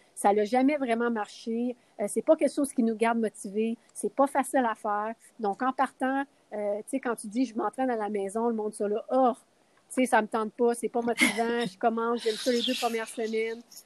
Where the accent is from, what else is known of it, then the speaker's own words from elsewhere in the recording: Quebec, Canada; moved away as an adult; also born or lived in Las Vegas; je viens de Québec